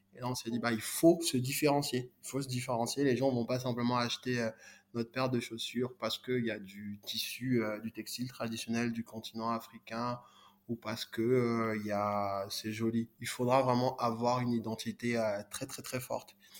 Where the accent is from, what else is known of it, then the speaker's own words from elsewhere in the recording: Côte d’Ivoire; moved away; also born or lived in Congo; moi du Congo, mais j'ai grandi euh, en Côte d'Ivoire